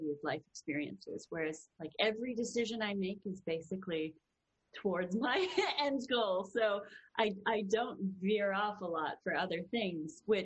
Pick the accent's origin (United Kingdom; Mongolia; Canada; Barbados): Canada; now in Los Angeles, United States; being Canadian